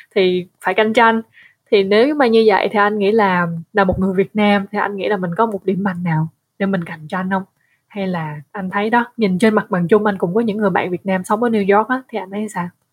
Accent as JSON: {"language": "Vietnamese", "country": "Vietnam", "said": "người Việt mà ở nước ngoài"}